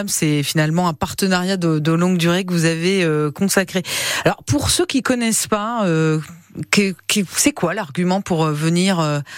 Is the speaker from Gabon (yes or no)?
no; Brittany, France